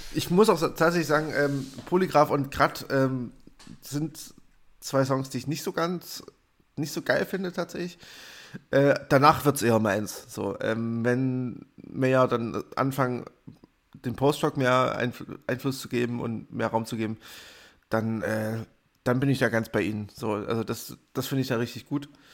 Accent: Germany; als Deutscher

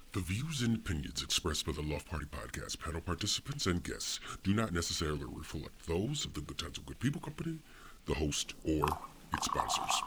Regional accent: Chicago, Illinois, United States; I grew up in Chicago during the era of the Dynasty Bulls.

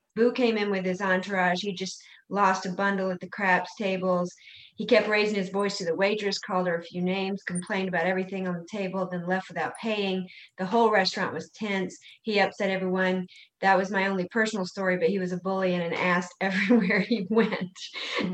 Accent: South Carolina, United States; I'm from South Carolina

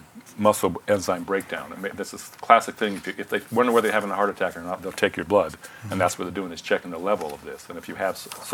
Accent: San Francisco, California, United States; I was born right near the Golden Gate

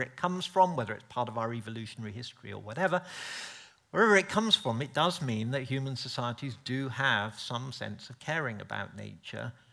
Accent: United Kingdom; being polite British person

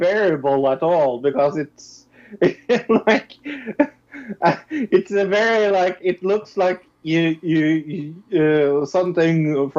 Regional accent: Norway; I'm from Norway.

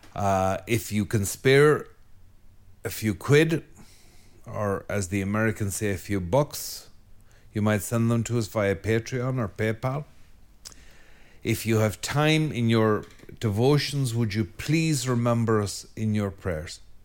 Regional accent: Ireland; speaking as an Irishman

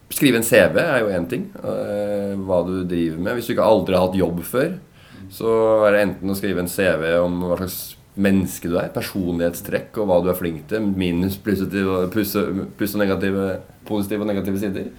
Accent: Tønsberg, Vestfold, Norway; now in Oslo, Norway; jeg er født og oppvokst

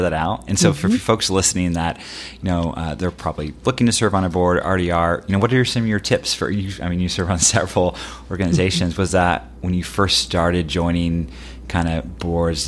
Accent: Southern Oregon, United States; I grew up in Southern Oregon.

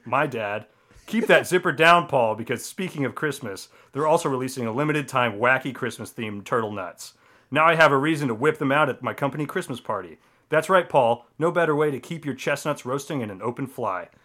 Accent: Colorado, United States; I grew up in Colorado

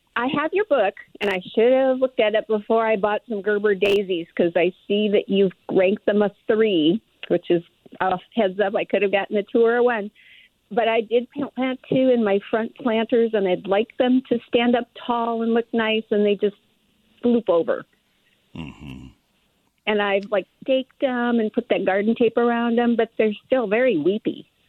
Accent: Oregon, United States; now in Texas, United States; We're from Oregon, so everything is really different here in Texas.

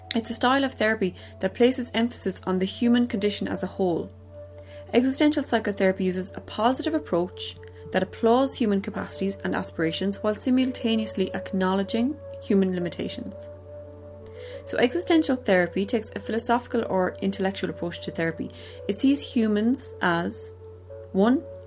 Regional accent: Ireland; growing up in Ireland in the late 80s, early 90s

